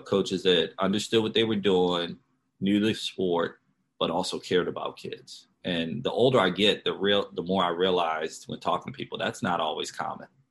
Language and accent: English; Baltimore, Maryland, United States; I grew up in Baltimore, Maryland